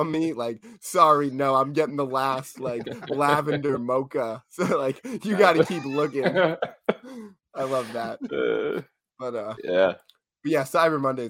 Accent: Midwest, United States; growing up in the Midwest

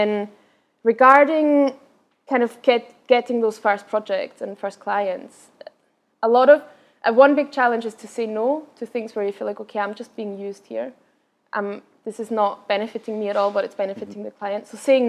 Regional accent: Vienna, Austria; first language Austrian German; English is a second language; also born or lived in Berlin; I'm from Vienna originally, so my mother tongue is Austrian German, which is much, very, very different from standard German in Germany.

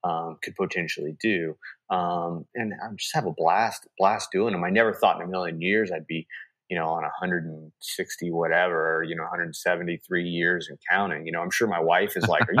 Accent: Kansas City, Missouri, United States; I'm from Kansas City

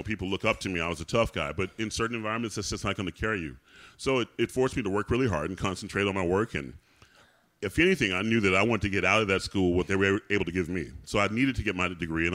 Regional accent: the South, United States; growing up in the South

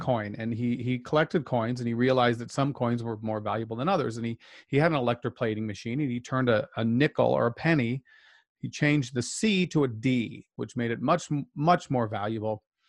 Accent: outside of Salt Lake City, Utah, United States; I was raised outside of Salt Lake as a child

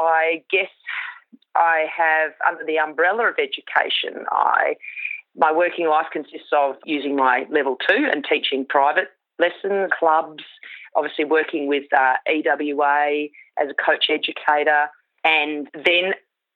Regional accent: Queensland, Australia; I grew up in Queensland, a small rural property there.

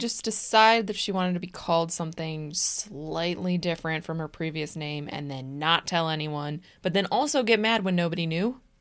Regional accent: Des Plaines, Illinois, United States; We are from Des Plaines

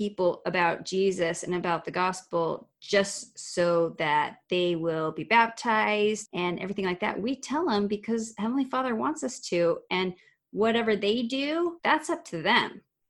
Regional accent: Arizona, United States; moved away; my home state of Arizona.

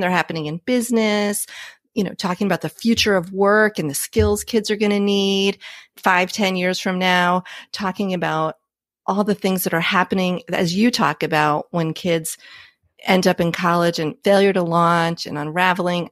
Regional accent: New Jersey, United States; I grew up in New Jersey a gajillion years ago

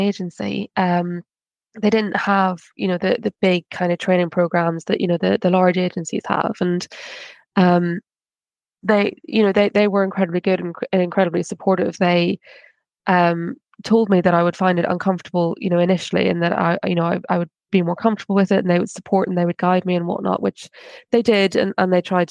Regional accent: Ireland; I'm Irish

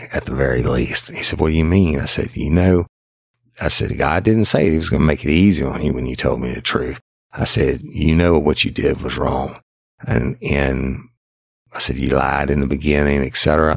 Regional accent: South Louisiana, United States; I'm from South Louisiana

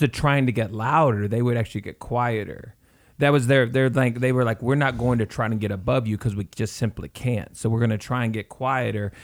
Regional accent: the South, United States; we're from the South

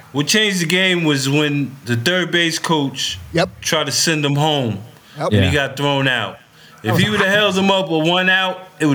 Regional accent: Paterson, New Jersey, United States; now in Texas, United States; I'm a Texas transplant. I'm from New Jersey.

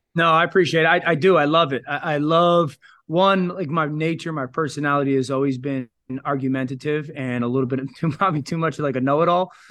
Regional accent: Connecticut, United States; I live in Connecticut. I'm from Connecticut.

